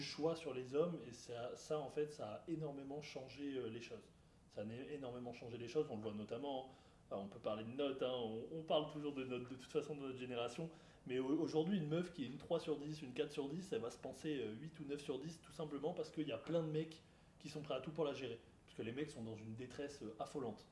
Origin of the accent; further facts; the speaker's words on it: France; je parle vraiment chez nous en France.